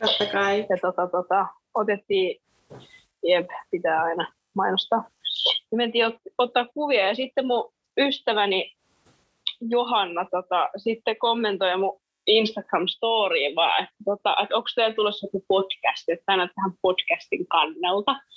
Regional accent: Orimattila, Päijät-Häme, Finland; moved away as an adult; now in Helsinki, Finland; Mä oon siis Helsingistä kotoisin ja oon sitten muuttanut Orimattilaa ja asunut 113 vuotta lapsuudesta.

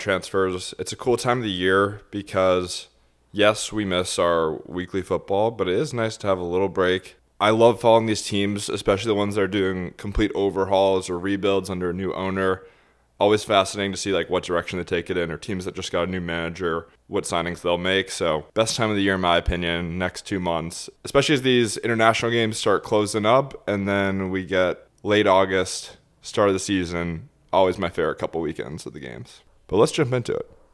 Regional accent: United States; as an American

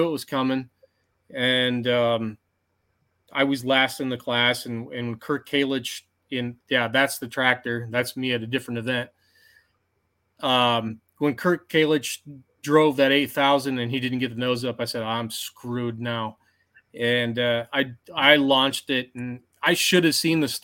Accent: Armada, Michigan, United States; my hometown fair at Armada

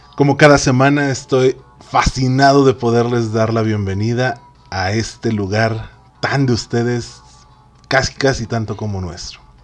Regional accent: Mexico; somos la raza más chida, somos esa raza de bronce

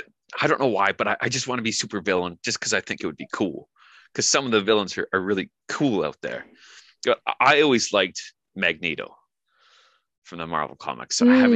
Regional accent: Canada; Being Canadian, we get asked all the time, are you American? And I'm like, no, I'm Canadian.

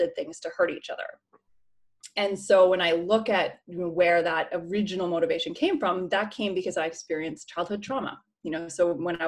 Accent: Canada; moved away; also born or lived in Vancouver; I'm from Canada originally

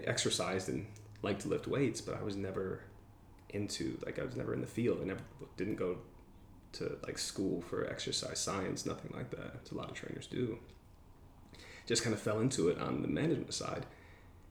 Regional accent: Michigan, United States; moved away as an adult; also born or lived in Seattle, Washington; I'm from Michigan, and I was living there

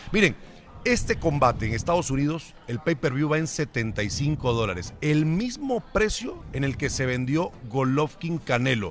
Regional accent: Panama; moved away; also born or lived in Monterrey, Mexico; Yo soy nacido en Panamá

